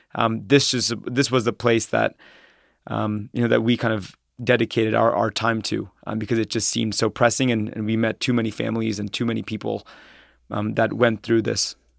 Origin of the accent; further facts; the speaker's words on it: Troy, Ohio, United States; also born or lived in New York / San Francisco; I'm from Ohio, um, and I grew up in Troy, Ohio, which is a s, which is a s, small suburb, um, outside of Dayton